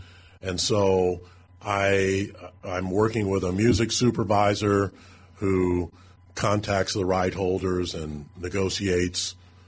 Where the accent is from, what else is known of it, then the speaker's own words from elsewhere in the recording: St. Charles, Missouri, United States; also born or lived in St. Louis; Born at Barnes Hospital, so technically I was born in St. Louis, but I grew up in St. Charles.